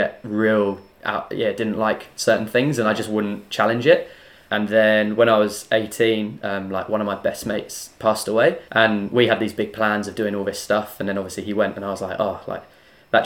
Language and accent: English; England, United Kingdom; now in New Zealand; being English, we don't have bush in the UK